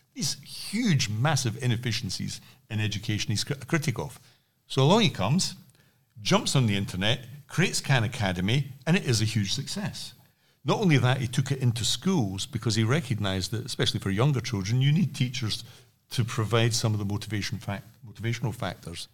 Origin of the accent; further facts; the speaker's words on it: Scotland, United Kingdom; I'm from Scotland